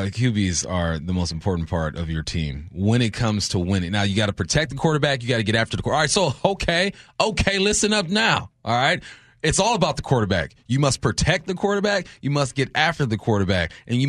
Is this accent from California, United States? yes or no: yes; California, United States; now in Seattle, United States; growing up in California